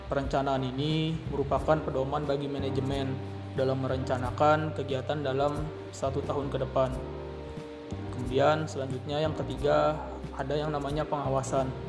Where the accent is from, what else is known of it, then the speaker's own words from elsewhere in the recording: Tanah Bumbu, South Kalimantan, Indonesia; berhubung aku berasal dari Kabupaten Tanah Bumbu